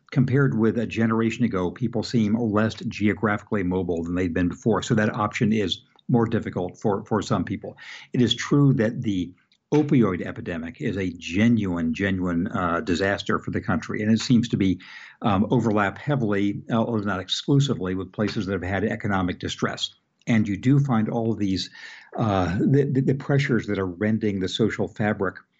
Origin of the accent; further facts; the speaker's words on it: Redlands, California, United States; where I grew up in Redlands